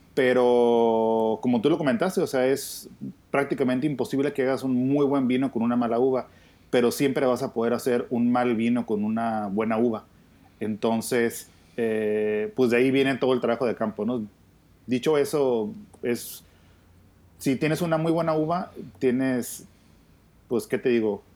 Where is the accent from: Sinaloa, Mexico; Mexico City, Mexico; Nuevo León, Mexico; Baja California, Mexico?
Baja California, Mexico; Ojos Negros; el Valle de Ojos Negros, que es el valle en el que represento y en el que he estado pues toda mi vida